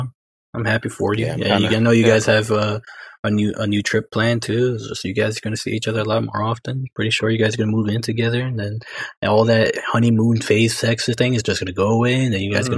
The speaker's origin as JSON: {"language": "English", "area": "Bergen", "region": "New Jersey", "country": "United States", "said": "We're Bergen, son."}